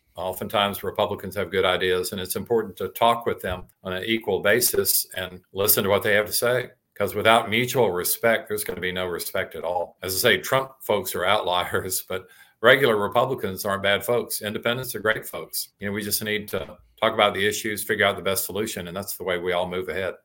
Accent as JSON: {"language": "English", "area": "Shelbyville", "region": "Tennessee", "country": "United States", "tie": "born or raised there", "said": "I was raised in Shoveville, Tennessee"}